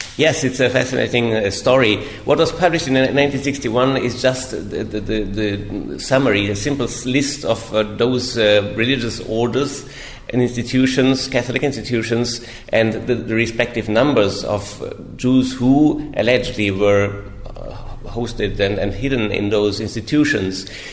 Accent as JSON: {"language": "English", "town": "Innsbruck", "region": "Tyrol", "country": "Austria", "tie": "born or raised there", "also_born_or_lived": "Rome, Italy", "moved": "as an adult", "said": "I'm from Austria originally, from Tyrol, Innsbruck. Uh, I grew up there"}